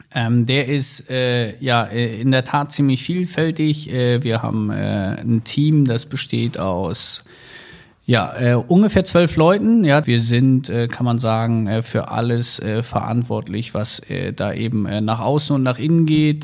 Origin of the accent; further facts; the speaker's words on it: Wolfsburg, Lower Saxony, Germany; moved away as an adult; also born or lived in Hamburg; ich bin ja in Wolfsburg groß geworden